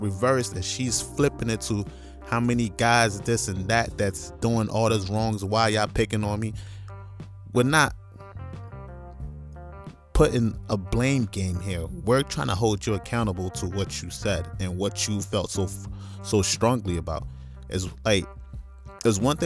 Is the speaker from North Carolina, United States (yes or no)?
yes; North Carolina, United States; also born or lived in New York / Nigeria; now in Iowa, United States; I'm Nigerian by nationality. Definitely was raised in New York, grew up in North Carolina. Big ups, North Carolina. I'm currently in Iowa